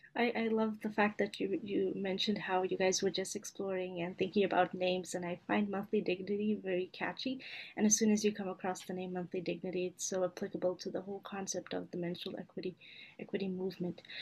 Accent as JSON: {"language": "English", "country": "Canada", "said": "I'm a Canadian medical student"}